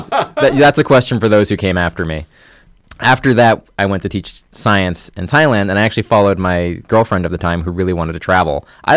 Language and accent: English; Bloomington, Indiana, United States; also born or lived in Hartford; Yep. I don't really remember anywhere else.